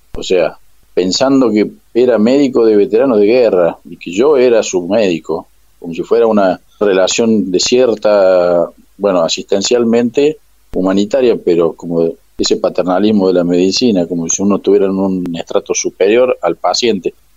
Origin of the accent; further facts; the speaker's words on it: Córdoba, Argentina; yo soy cordobés